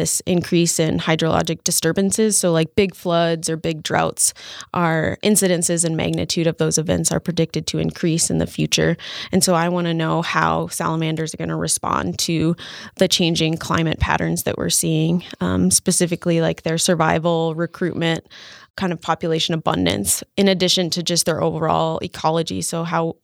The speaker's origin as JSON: {"language": "English", "area": "Boundary Waters Wilderness", "region": "northern Minnesota", "country": "United States", "tie": "born or raised there", "said": "I grew up near the Boundary Waters Wilderness in northern Minnesota"}